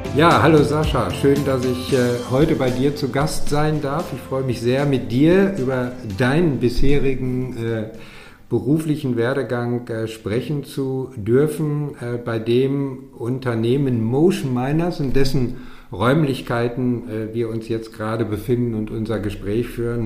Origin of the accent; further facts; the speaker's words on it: Dortmund, North Rhine-Westphalia, Germany; moved away; in meine alte Heimat nach Dortmund